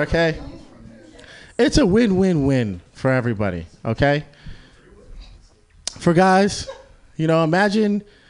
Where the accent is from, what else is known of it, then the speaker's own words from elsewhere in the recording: Boston, Massachusetts, United States; now in California, United States; so I'm from Boston, Massachusetts. So, yeah. Very, very white area